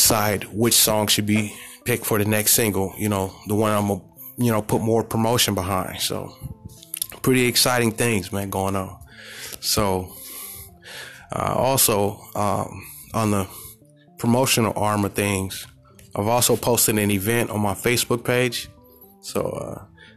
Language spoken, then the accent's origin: English; California, United States; I'm from the Golden State